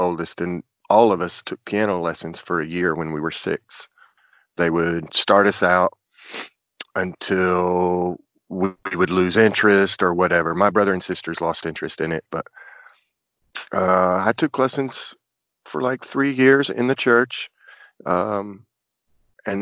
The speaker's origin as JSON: {"language": "English", "town": "Chattanooga", "region": "Tennessee", "country": "United States", "tie": "born or raised there", "also_born_or_lived": "Port Arthur, Texas"}